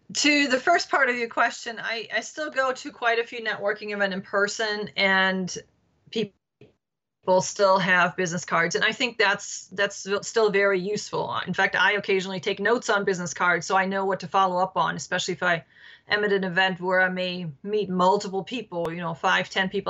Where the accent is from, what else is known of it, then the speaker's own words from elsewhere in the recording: Berchtesgaden, Bavaria, Germany; now in Washington, D.C., United States; Yes, I am from Germany, born and raised.